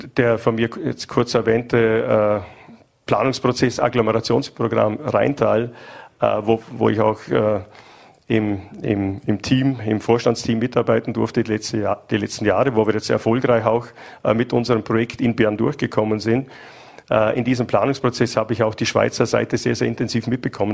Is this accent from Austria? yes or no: yes; Höchst, Vorarlberg, Austria; ich bin persönlich geboren im Entbindungsheim Höchst